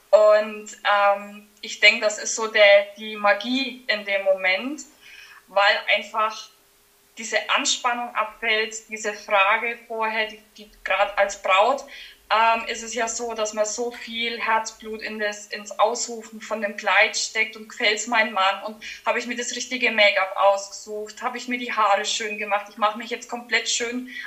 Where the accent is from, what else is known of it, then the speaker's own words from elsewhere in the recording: Schlüsselfeld, Bavaria, Germany; accent: Franconian; Ich, man hört es wahrscheinlich an meinem Dialekt. Ich komme aus dem schönen Franken, äh, genauer gesagt aus Schlüsselfeld.